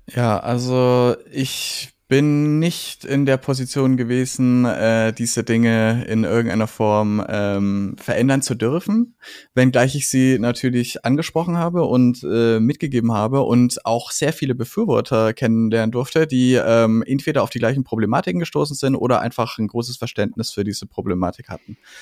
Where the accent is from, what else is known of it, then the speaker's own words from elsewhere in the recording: Franconia, Bavaria, Germany; ich bin Franke, ich komme aus dem Frankenland und ich äh, äh, kenne das fränkische Gemüt